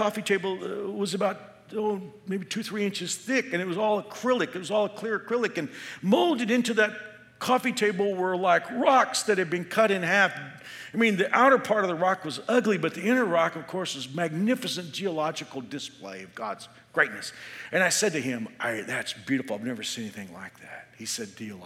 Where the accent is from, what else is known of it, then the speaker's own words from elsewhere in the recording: Texas, United States; moved away as an adult; now in Kansas, United States; I'm from Texas.